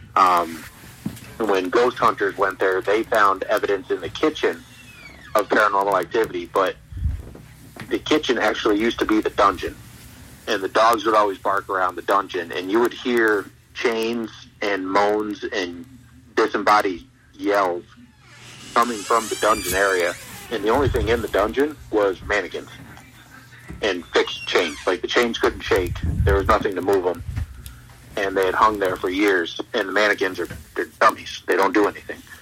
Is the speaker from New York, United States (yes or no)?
yes; Ticonderoga, New York, United States; moved away as an adult; also born or lived in Plattsburgh, New York / Schenectady, New York; I grew up in Ticonderoga